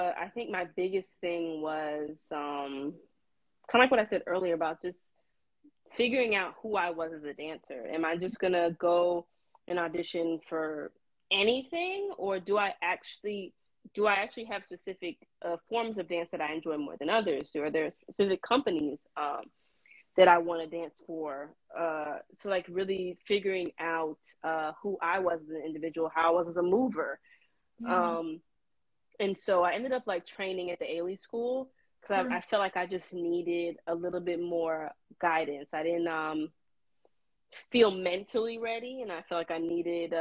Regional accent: Florida, United States; moved away as an adult; I'm from Florida originally, so moving to another state was also a thing

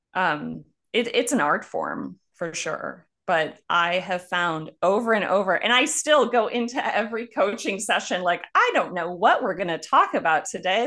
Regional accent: Buffalo, New York, United States; moved away; also born or lived in Cochabamba, Bolivia; I'm from Buffalo, New York.

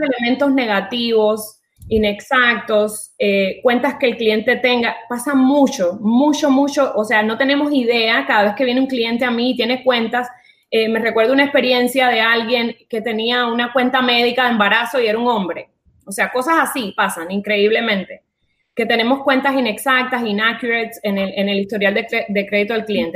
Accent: Cuba; moved away as an adult; also born or lived in France; now in Miami, United States; nací en Cuba, me fui de Cuba cuando tenía 20 años, viví en Francia, eh, de Francia me vine a Miami, llevo 15 años viviendo en Miami

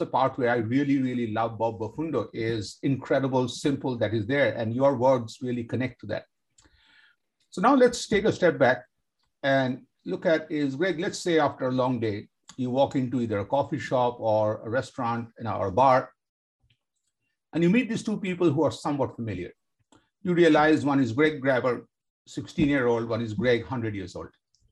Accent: Kolkata, West Bengal, India; I grew up in India, Kolkata, India

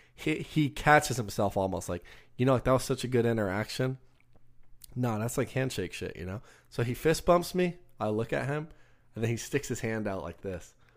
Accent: Texas, United States; we're from Texas

